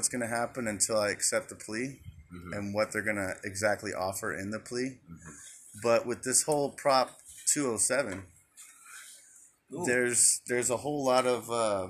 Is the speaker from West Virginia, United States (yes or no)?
no; Phoenix, Arizona, United States; now in Glendale, United States